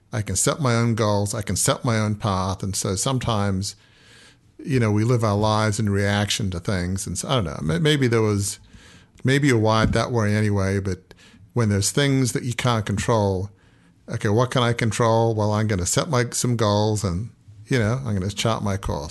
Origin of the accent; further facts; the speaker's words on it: Australia; I grew up in Australia